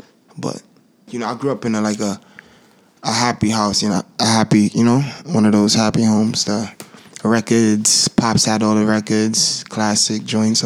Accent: United States; I'm American, yes, I'm American.

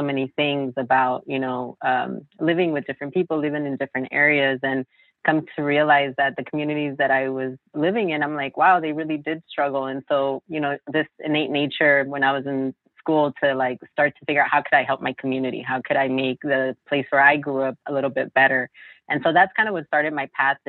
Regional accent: Los Angeles, California, United States; I'm actually born and raised in Los Angeles, in South

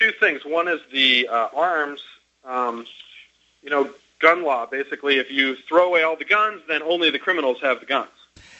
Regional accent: Grand Rapids, Michigan, United States; now in Tempe, United States; I live in Tempe, Arizona, and I grew up in Grand Rapids

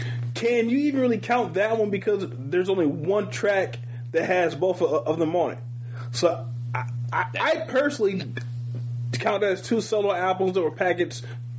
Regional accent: Michigan, United States; growing up in Michigan, because we have, for whatever reason, we're very connected to the South. Probably because like at least one generation before us, they all came from down South.

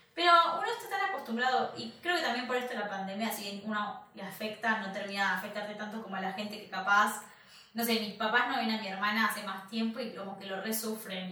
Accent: Argentina; moved away; nosotros somos argentinos

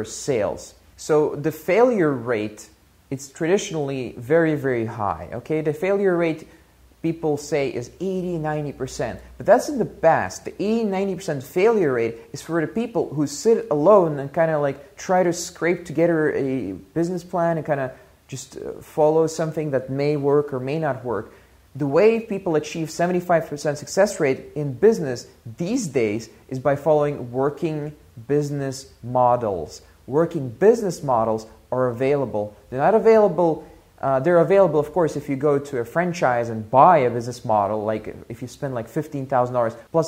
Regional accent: Russia; moved away; also born or lived in Belgium; I was born in Soviet Russia

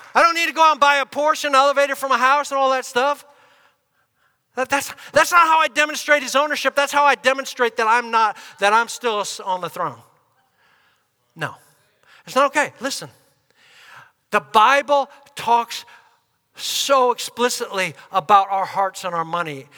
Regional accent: United States; us as Americans, believers

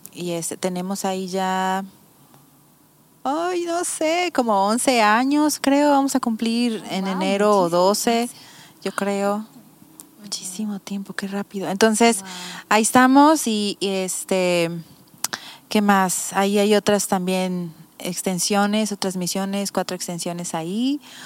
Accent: Mazatlán, Sinaloa, Mexico; moved away as an adult; also born or lived in Tepic / Texas; now in Bucerías, Mexico; yo soy de Mazatlán

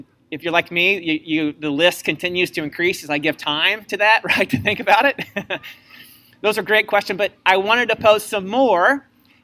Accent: Missouri, United States; I was from Missouri

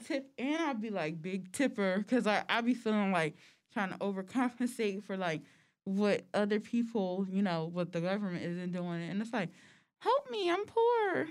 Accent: United States; we are American

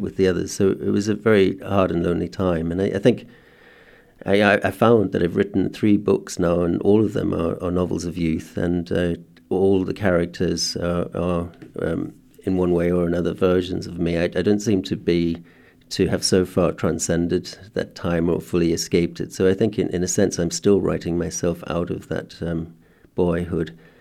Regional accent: South Africa; as a boy in South Africa that, uh, being schooled in a white, uh, context under apartheid

